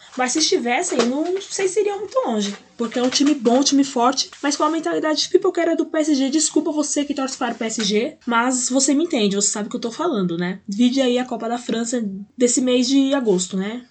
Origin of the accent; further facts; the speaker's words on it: Brazil; para mim que sou brasileira